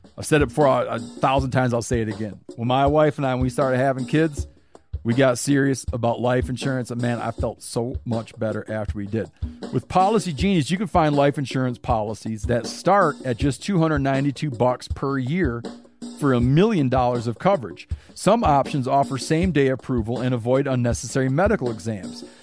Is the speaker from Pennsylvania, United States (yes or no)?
no; Michigan, United States; I grew up in Michigan